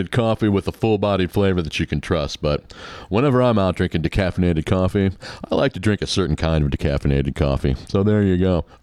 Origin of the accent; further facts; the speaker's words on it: Paramount, Ohio, United States; now in Marietta, United States; I'm originally from Paramount, but um, Paramount, Ohio. But I moved to Marietta uh, with my husband about nine years ago